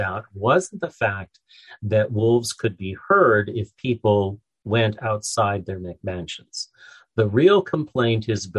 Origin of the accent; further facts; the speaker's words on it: Canada; I'm Canadian